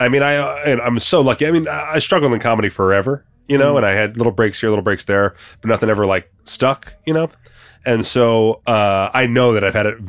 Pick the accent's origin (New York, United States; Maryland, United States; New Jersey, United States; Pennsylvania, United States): New Jersey, United States; moved away as an adult; now in Las Vegas, United States; Originally from Jersey, but I've been out in Vegas since 2008.